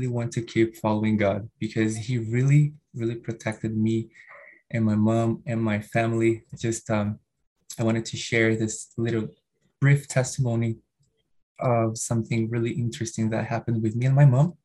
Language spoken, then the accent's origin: English; Rio de Janeiro, Brazil; first language Portuguese; English is a second language; now in São Paulo, Brazil; I was born and raised in Rio de Janeiro